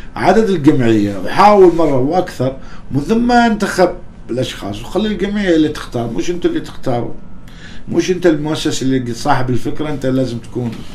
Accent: Oman

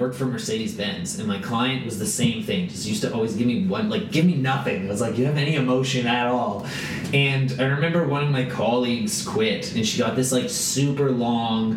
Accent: Richmond Hill, Ontario, Canada; I grew up in Richmond, Hill

